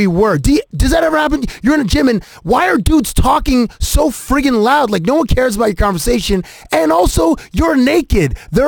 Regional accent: southwestern Ontario, Canada; also born or lived in Toronto; I'm from Toronto. I mean, we're from southwestern Ontario

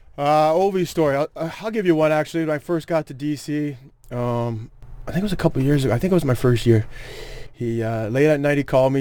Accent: Toronto, Ontario, Canada; I am from Toronto

